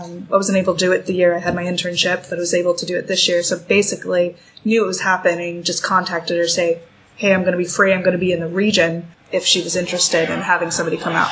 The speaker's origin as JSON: {"language": "English", "region": "California", "country": "United States", "moved": "as an adult", "said": "I'm from California"}